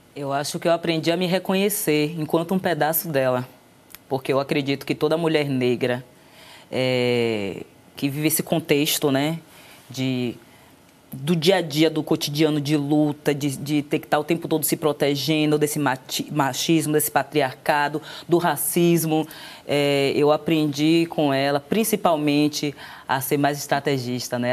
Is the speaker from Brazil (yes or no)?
yes; Salvador, Bahia, Brazil; eu sou de Salvador